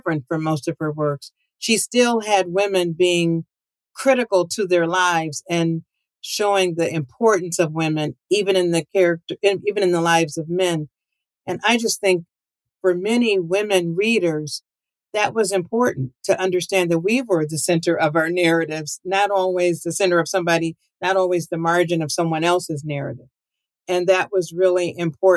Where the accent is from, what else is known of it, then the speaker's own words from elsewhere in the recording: Akron, Ohio, United States; my hometown of Akron, Ohio.